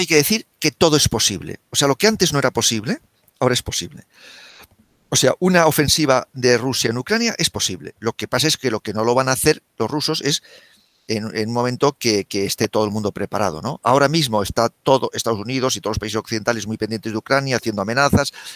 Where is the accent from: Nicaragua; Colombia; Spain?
Spain; yo como español